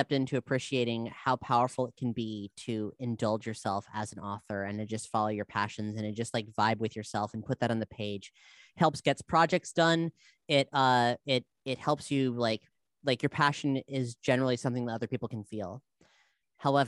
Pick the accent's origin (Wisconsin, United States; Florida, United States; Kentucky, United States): Florida, United States; South; I'm from South Florida